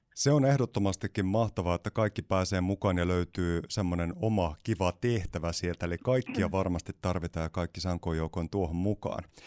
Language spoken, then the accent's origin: Finnish; Siilinjärvi, North Savo, Finland; olen syntyperäinen siilijärveläinen itsekin